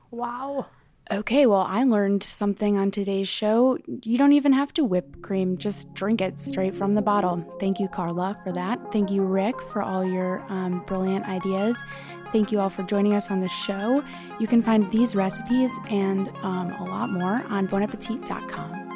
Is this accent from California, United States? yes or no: no; Chicago, Illinois, United States; now in New York City, United States; a larger apartment in my hometown of Chicago